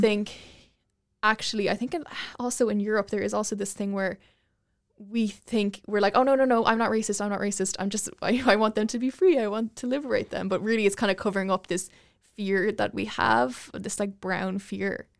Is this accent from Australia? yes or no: no; Ireland; I grew up in Ireland